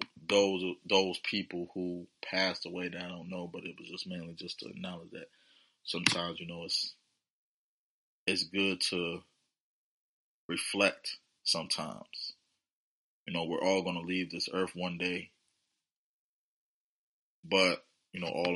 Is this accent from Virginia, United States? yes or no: yes; Virginia, United States; coming out from my hometown, VA.